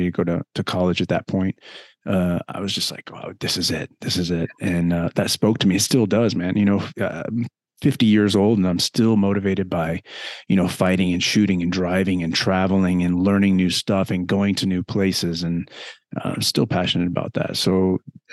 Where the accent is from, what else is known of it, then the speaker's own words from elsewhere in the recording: Midwest, United States; moved away; also born or lived in St. Louis; I came from the Midwest.